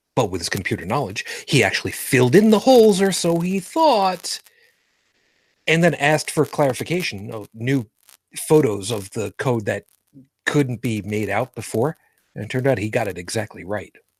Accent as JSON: {"language": "English", "town": "New York City", "region": "New York", "country": "United States", "tie": "born or raised there", "also_born_or_lived": "Long Island", "moved": "yes", "said": "I was born in Brooklyn, New York."}